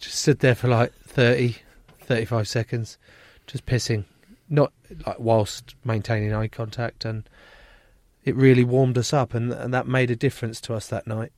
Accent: England, United Kingdom; being English

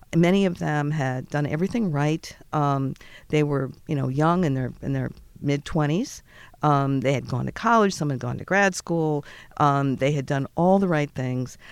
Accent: Boston, Massachusetts, United States; I'm from Boston

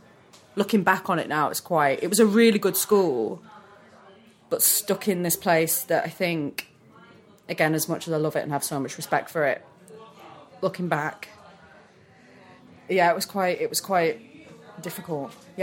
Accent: Manchester, North West England, United Kingdom; also born or lived in Chester; I'm not from Preston. I'm from Manchester.

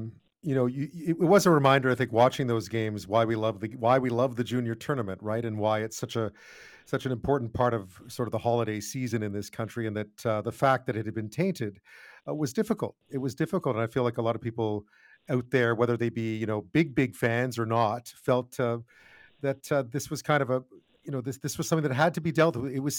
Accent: Montreal, Quebec, Canada; I'm from Montreal.

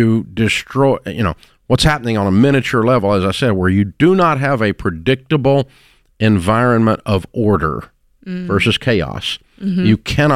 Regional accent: United States

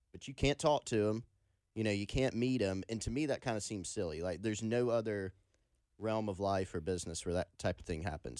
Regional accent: Anderson, South Carolina, United States; I grew up in Anderson

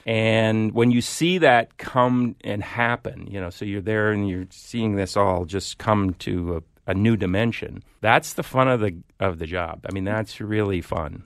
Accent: Iowa, United States; moved away; grew up in Iowa as well, small town

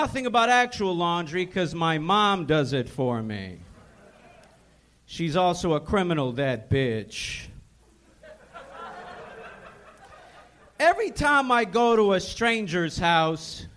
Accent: Los Angeles, California, United States; also born or lived in Ukraine; We came to L.A. when I was 4. I was raised in North Hollywood and Panorama City.

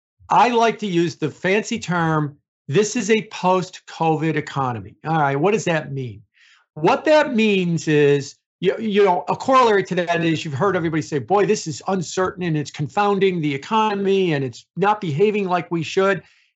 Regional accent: Chicago, Illinois, United States; I'm from Chicago

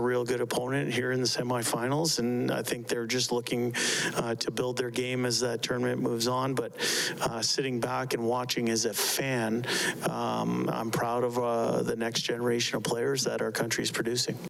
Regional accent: Canada; as a Canadian

